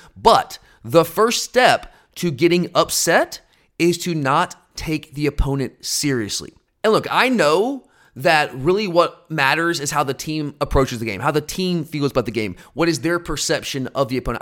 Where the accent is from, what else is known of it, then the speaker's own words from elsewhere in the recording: Gwinnett County, Georgia, United States; I grew up in Gwinnett County